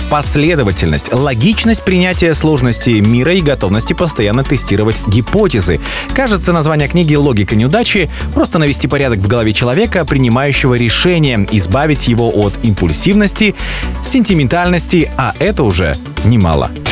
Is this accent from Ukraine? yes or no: no; Vitebsk, Vitebsk Region, Belarus; я из Витебска